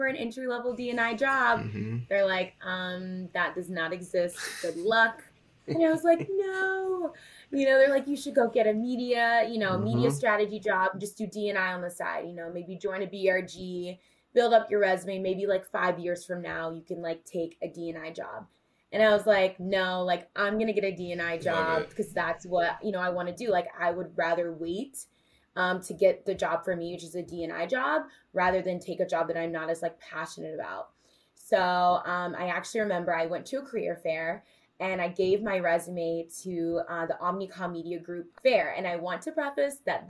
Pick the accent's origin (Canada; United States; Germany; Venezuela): United States; Indiana; moved away as an adult; now in New York City, United States; just a girl from Indiana